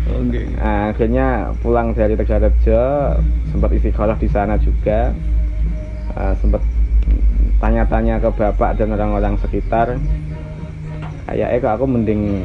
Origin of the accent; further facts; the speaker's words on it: Pati, Central Java, Indonesia; saya lahir di Desa Cebulek, Cebulek Kidul, Kecamatan Margoyoso Pati